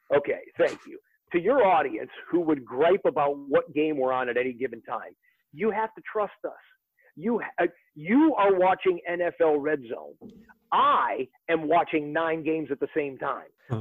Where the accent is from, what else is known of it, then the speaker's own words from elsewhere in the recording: Detroit, Michigan, United States; I'm 48 years old and I grew up in the Detroit area